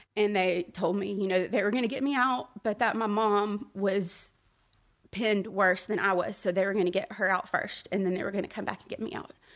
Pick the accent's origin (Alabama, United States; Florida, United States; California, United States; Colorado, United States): Alabama, United States; Birmingham; I was born and raised in Birmingham